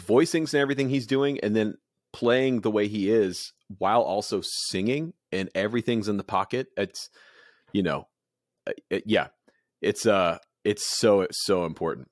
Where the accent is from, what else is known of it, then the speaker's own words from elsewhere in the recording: Goose Creek, South Carolina, United States; I was born in Goose Creek.